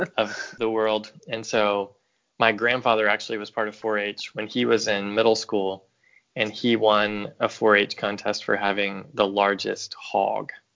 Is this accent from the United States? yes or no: yes; right outside of Nashville, Tennessee, United States; moved away as an adult; also born or lived in Chicago, Illinois; now in St. Louis, United States; I grew up in Tennessee and right outside of Nashville. And I lived there until I went to college, and I went to college in Chicago